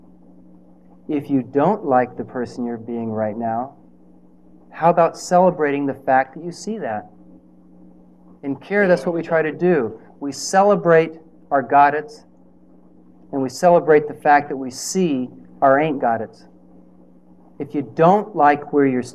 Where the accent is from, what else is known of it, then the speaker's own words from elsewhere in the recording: Nebraska, United States; I'm from Nebraska